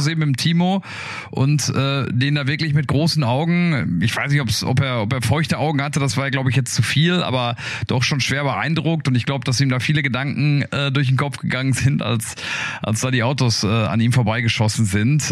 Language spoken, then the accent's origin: German; Ruhr area, North Rhine-Westphalia, Germany; ich komme aus dem Ruhrgebiet